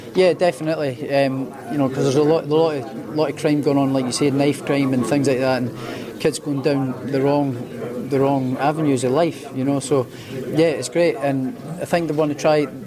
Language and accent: English; Edinburgh, Scotland, United Kingdom; where I grew up was sort of the outskirts of Edinburgh